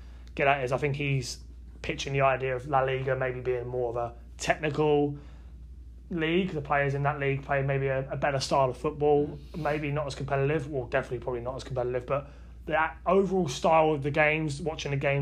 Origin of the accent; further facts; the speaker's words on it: United Kingdom; I'm British